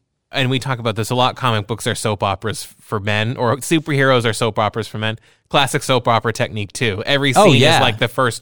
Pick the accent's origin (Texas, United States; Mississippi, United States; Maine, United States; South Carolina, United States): Maine, United States; especially growing up in Maine